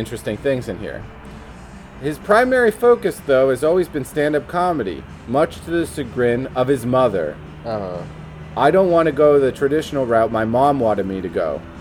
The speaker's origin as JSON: {"language": "English", "region": "New Jersey", "country": "United States", "said": "I'm from New Jersey, East Coast."}